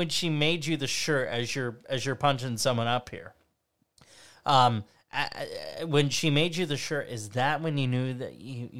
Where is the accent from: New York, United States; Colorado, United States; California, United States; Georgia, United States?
New York, United States; the Adirondacks; I'm in upstate New York, okay. And I grew up in the Adirondacks